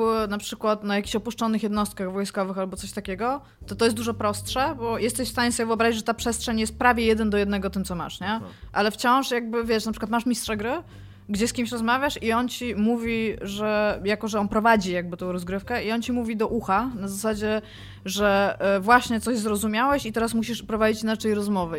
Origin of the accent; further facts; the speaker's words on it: Kashubia, Pomeranian Voivodeship, Poland; ja jestem z Kaszubów, więc u mnie w domu zawsze funkcjonowało ona